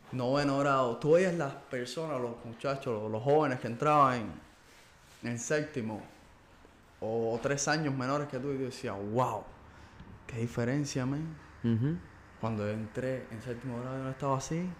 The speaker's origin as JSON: {"language": "Spanish", "country": "Cuba", "said": "somos parte de la sociedad cubana, ¿ok? Somos cubanos"}